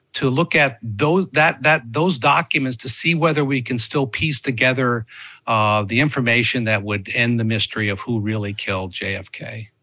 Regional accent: United States; as an American

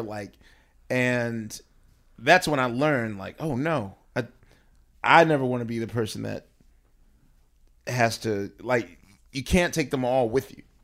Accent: Philadelphia, Pennsylvania, United States; moved away as an adult; now in New York, United States; as a Philadelphian and as a season ticket holder to the Sixers

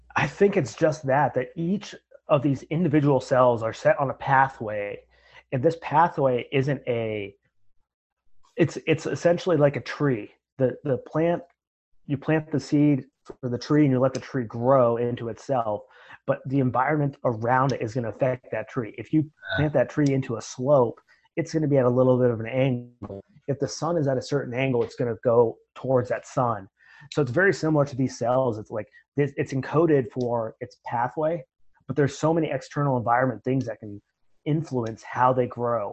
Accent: Marion, Ohio, United States; moved away as an adult; also born or lived in Grenada; I'm from Marion, Ohio. It's a, a small town just north of Columbus.

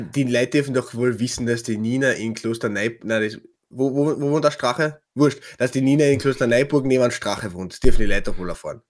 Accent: Klagenfurt, Carinthia, Austria; bei uns in Klagenfurt

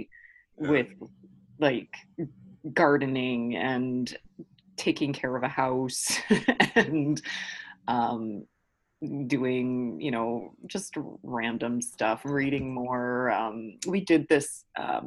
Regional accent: Newmarket, Ontario, Canada; also born or lived in Toronto; I'm originally from Toronto. I was born here at St. Joe's in the West End. But my family moved us to Newmarket, which is still like GTA. and then I grew up there for elementary school and high school

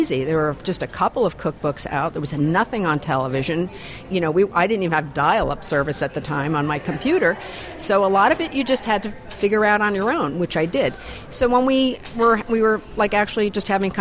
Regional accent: Italy; moved away as an adult; now in Maine, United States; I moved over to Maine from Italy. I grew up in Italy and I lived in Italy for about 18 years.

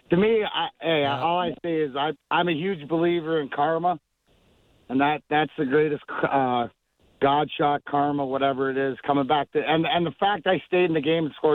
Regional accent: Leamington, Ontario, Canada; I grew up in Leamington

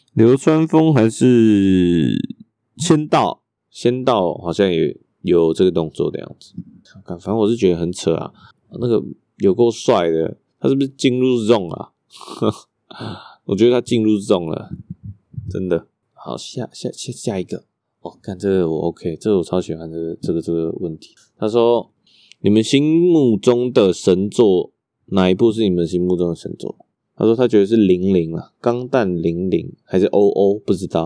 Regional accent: Taipei, Taiwan; 我是台北出生啊

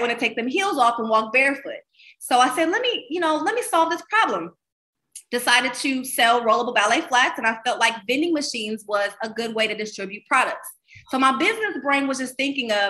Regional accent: Columbus, Ohio, United States; moved away; also born or lived in Los Angeles / Miami; I moved back to my hometown of Columbus, Ohio.

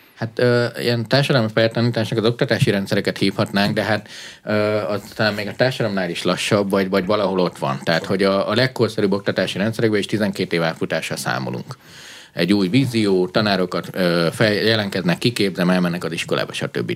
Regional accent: Transylvania, Romania; moved away; Én Erdélyben nőttem föl, diktatúrá volt

